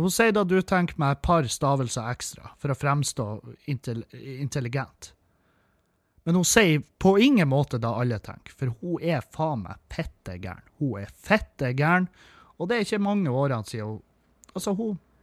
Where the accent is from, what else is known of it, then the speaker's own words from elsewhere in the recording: Meløy, Nordland, Norway; Meløy, der jeg kommer ifra